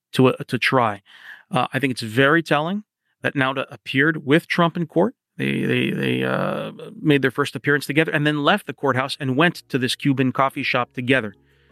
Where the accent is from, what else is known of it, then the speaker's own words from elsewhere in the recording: Canada; now in United States; the part that I focused on as a Canadian correspondent in Washington